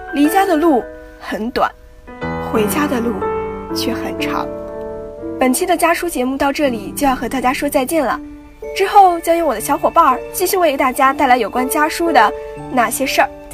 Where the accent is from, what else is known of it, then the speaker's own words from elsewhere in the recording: Yinchuan, Ningxia, China; moved away as an adult; now in Nanjing, China; 来自宁夏银川。我在南京大学，距离我的家乡一千六百公里